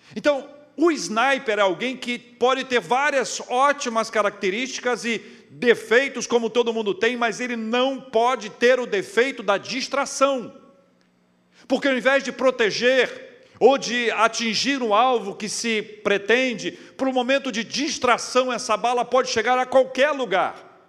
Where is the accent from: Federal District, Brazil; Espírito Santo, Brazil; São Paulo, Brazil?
Espírito Santo, Brazil; also born or lived in Vitória / Campinas; Eu sou do Espírito Santo, capixaba